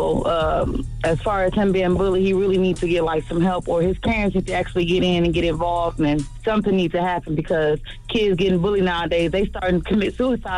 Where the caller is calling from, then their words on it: Indianapolis, Indiana, United States; I'm calling from Indianapolis.